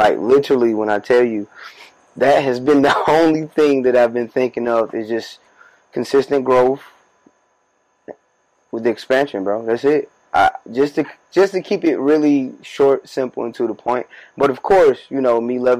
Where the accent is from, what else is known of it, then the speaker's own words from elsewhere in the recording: Warner Robins, Georgia, United States; moved away as an adult; now in Atlanta, United States; We right now are at my childhood house. This is my family's crib. I grew up in this very space we're